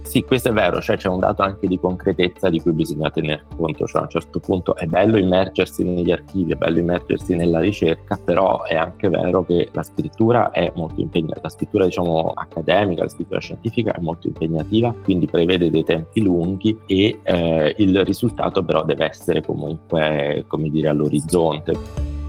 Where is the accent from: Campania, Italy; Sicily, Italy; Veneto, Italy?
Campania, Italy; Benevento; moved away as an adult; also born or lived in Naples / Berlin, Germany; now in New York, United States; sono originario di Benevento